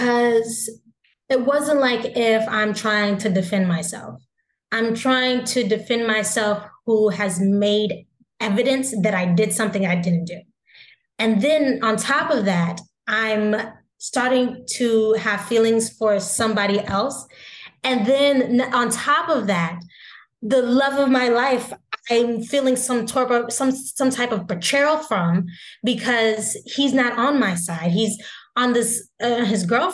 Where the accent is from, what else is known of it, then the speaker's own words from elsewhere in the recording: the South, United States; we're both from the South